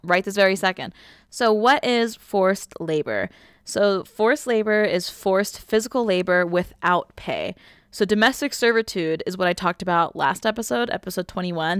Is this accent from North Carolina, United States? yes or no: no; Southern California, United States; growing up in Southern California